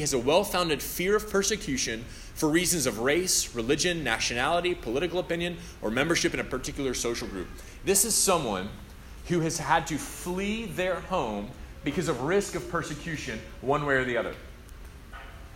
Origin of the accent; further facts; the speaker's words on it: United States; also born or lived in Tennessee; now in Louisville, United States; I'm from Alabama and Tennessee